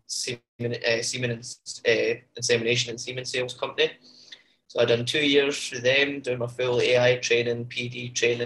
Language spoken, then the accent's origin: English; Castlecary, Scotland, United Kingdom; Originally from a small farm just outside Stirling, 8 miles from Stirling itself, heading towards Glasgow, a little village called Castle Carey